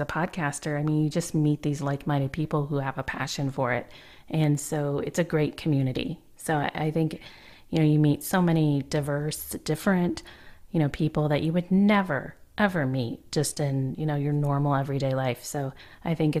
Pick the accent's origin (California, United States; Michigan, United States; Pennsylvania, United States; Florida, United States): Michigan, United States; Flint; moved away as an adult; also born or lived in Atlanta, Georgia; now in Oregon, United States; I was from Michigan, lived all my life in Flint, Michigan, actually, and just recently moved out to Oregon